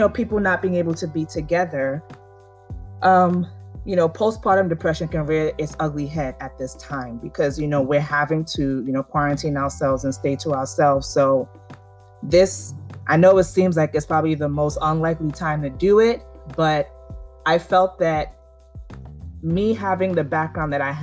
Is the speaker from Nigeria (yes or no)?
yes; Nigeria; I'm Nigerian